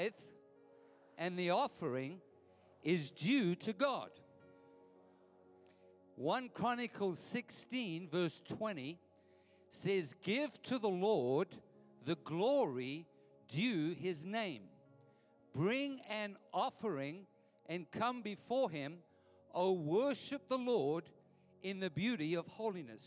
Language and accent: English; Edenvale, Gauteng, South Africa; I grew up in Edenvale, my wife and I.